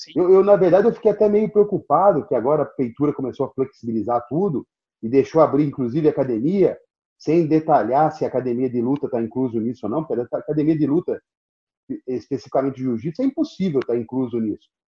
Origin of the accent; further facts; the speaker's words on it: Brazil; eu sou brasileiro, nunca fui europeu